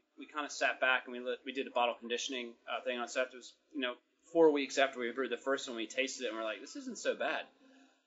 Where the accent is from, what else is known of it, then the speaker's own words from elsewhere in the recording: Baltimore, Maryland, United States; now in Australia; I'm from Baltimore originally, and but I've been living in Australia